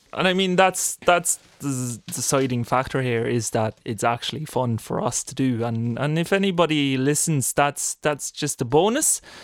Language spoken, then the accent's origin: English; Norway; moved away; We're all pure, purebred Norwegians